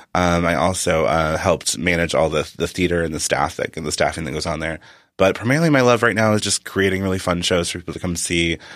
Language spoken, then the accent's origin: English; Arkansas, United States; moved away as an adult; also born or lived in Massachusetts; I was from Arkansas